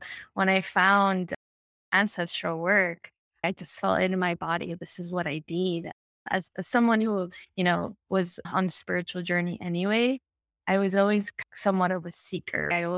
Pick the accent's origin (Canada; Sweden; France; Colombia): Colombia; I come from Colombia. I'm a woman of color. I also have Indigenous ancestry.